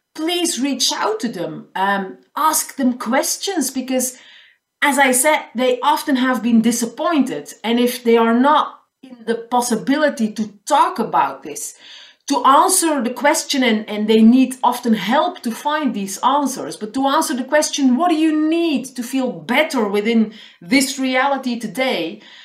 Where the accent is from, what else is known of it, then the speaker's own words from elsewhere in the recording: Flanders, Belgium; first language Dutch; English is a second language; I'm living in the northern part of the country, so I speak Dutch. That's my mother tongue.